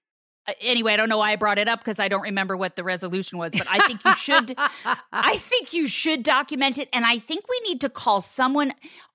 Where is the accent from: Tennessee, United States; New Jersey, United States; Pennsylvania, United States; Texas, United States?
New Jersey, United States; I would steal that beagle. I'm from New Jersey.